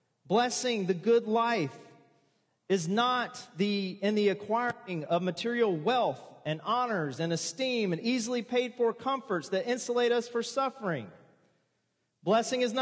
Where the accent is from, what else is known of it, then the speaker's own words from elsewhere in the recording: the South, United States; also born or lived in Pensacola, Florida; I was born and raised in the South